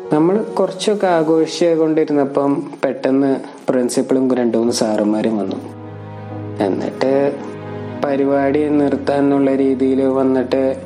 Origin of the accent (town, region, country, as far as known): Ernakulam, Kerala, India